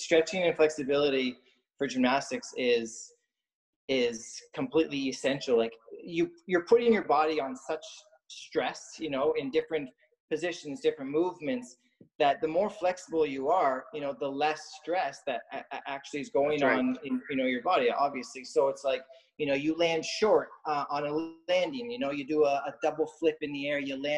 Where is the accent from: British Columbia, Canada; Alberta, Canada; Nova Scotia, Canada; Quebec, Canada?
Nova Scotia, Canada; Lower Sackville; moved away as an adult; also born or lived in Ontario / Dartmouth / Montreal / United States; I grew up in Lower Sackville there. We had just moved from Ontario. So I was about 3.5, 4 years old